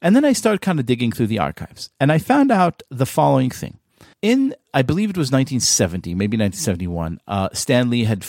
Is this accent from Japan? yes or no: no; Israel; moved away; when I came to this country, when I moved here from Israel, which is in 1999